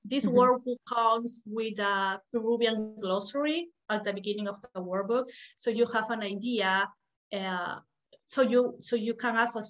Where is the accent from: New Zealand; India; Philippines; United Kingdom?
Philippines; I'm from Peru. but it's been many years that I don't live in there, and I cannot know everything.